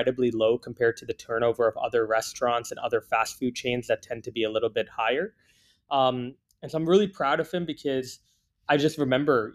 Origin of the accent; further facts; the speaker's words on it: Canada; also born or lived in Singapore; I was born in Singapore. I only came to Canada when I was 9 years old.